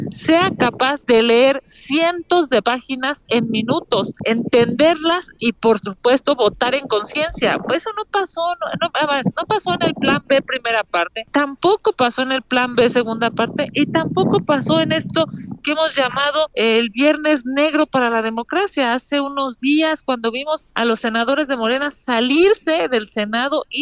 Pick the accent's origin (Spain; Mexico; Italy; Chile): Mexico; Mexico City; Soy de aquí de la Ciudad de México